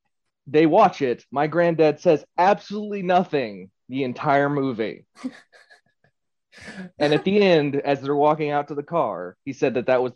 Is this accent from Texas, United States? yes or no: yes; Texas, United States; Because I grew up in Texas, which is flat scrub.